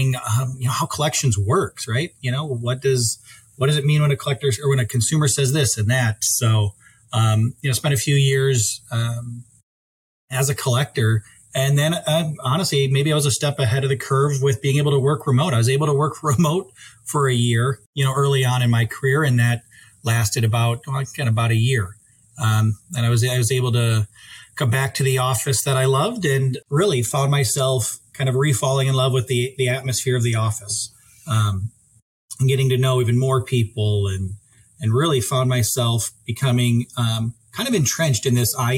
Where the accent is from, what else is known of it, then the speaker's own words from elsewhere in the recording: Sioux Falls, South Dakota, United States; moved away as an adult; now in Fargo, United States; I'm originally from the Sioux Falls area